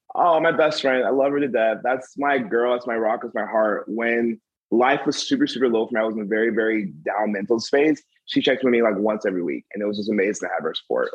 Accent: the South, United States; being African American in the South

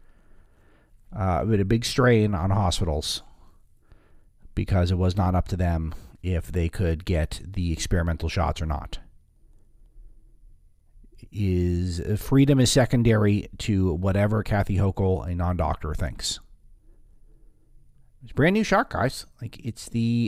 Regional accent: Los Angeles, California, United States; the LA area now, which is a bright spot in my hometown

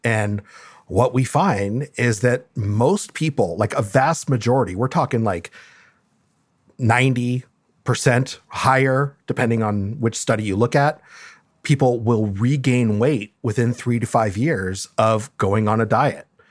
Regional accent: Los Angeles, California, United States; also born or lived in Mexico; li-, li-, lived in L A almost my whole life.

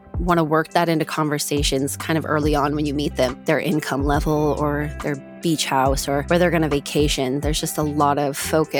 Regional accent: California, United States; I grew up in Orange County, California. Orange County is kind of its own weird little world, and money is a big deal there.

